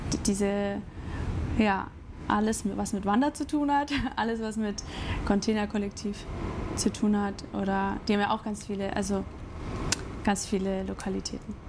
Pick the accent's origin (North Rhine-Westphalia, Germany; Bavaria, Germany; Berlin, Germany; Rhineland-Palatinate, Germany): Bavaria, Germany; Grafing; also born or lived in Chiemsee; now in Munich, Germany; ich bin in Grafing aufgewachsen, mhm. Also bei München. Mhm. Dann war ich acht Jahre im Chiemsee und dann wieder hier